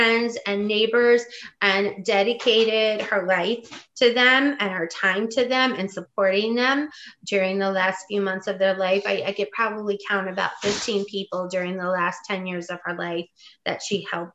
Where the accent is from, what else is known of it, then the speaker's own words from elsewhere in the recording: West Virginia, United States; moved away as an adult; also born or lived in Indiana / California / New York; I grew up in West Virginia. Part of my childhood was Indiana, and part of my childhood was West Virginia. I am a coal miner's daughter.